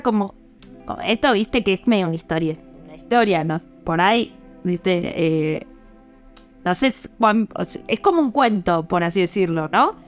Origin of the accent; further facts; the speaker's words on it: Argentina; como buena argentina